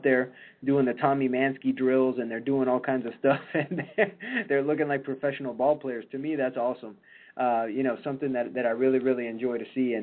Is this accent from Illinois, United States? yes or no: yes; Chicago, Illinois, United States; I grew up in Chicago and watching the day games over at Wrigley